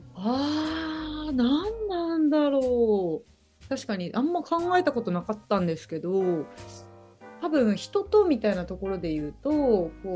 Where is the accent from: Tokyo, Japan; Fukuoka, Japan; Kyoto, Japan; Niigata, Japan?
Kyoto, Japan; Uji; now in Sendai, Japan; もともと出身はですね京都の宇治市